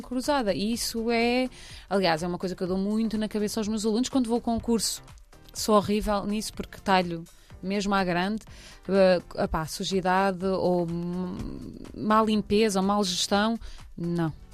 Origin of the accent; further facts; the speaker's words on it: Cascais, Lisbon, Portugal; Eu trago as areias de Cascais, que eu sou de Cascais